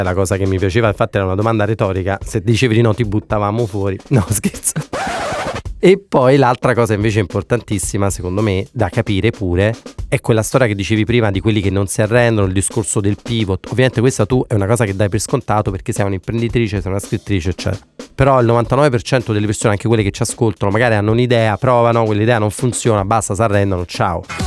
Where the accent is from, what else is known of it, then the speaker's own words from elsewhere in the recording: Naples, Campania, Italy; sono di Napoli